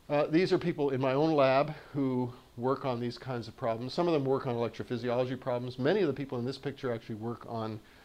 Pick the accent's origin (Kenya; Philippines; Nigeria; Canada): Canada; moved away; So I'm from the South. I'm from South Canada